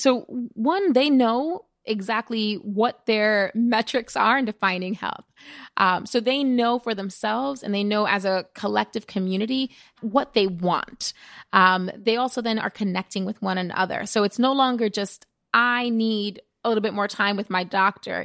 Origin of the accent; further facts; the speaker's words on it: New York City, New York, United States; growing up in the Bronx, witnessing firsthand what it means to have a zip code determine your health